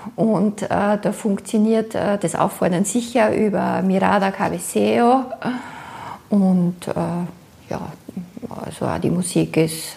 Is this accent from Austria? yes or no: yes; Austria; moved away as an adult; now in Buenos Aires, Argentina; Ich bin aus Österreich